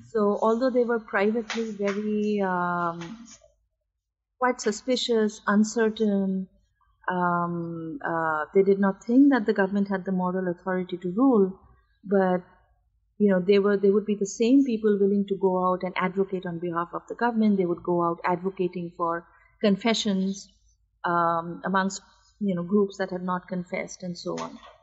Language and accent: English; India; moved away as an adult; also born or lived in United States; my life as a student in America and you know my life growing up in India